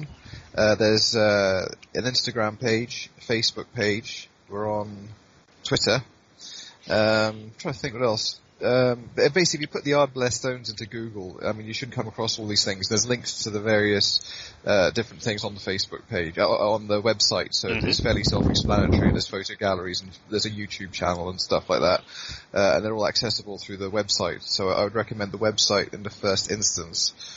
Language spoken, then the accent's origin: English; Blairgowrie, Scotland, United Kingdom; the Blair in Rattray Highland Games, which is my hometown